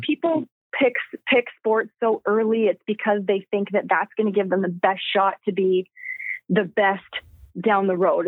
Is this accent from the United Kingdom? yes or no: no; Trail, British Columbia, Canada; now in Akron, United States; I'm from Trail, BC.